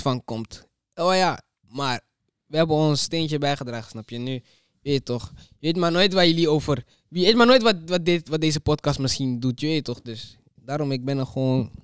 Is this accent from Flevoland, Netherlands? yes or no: yes; Almere, Flevoland, Netherlands; omdat ik kom van Ali